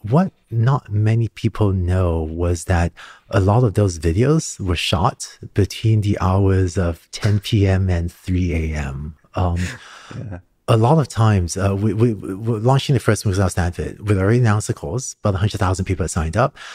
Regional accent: Hong Kong; also born or lived in Singapore; Growing up in Hong Kong and Singapore, I started learning to code when I was five or six years old.

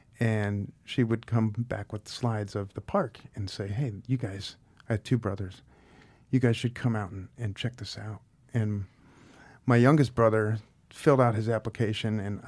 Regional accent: Akron, Ohio, United States; Well, I am originally from the Akron area of Ohio. My dad and his dad built tires in the rubber shops there.

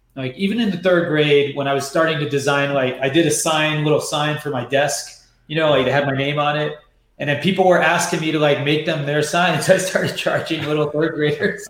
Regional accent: New York, United States; moved away; also born or lived in San Francisco; I'm born and raised in New York

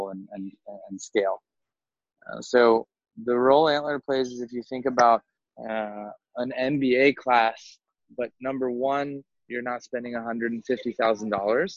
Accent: North Carolina, United States; moved away as an adult; also born or lived in Singapore / Southeast Asia; originally from the United States, I grew up in North Carolina

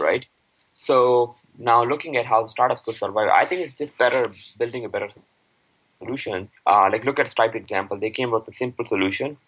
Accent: Pakistan; now in Canada; I am from Pakistan

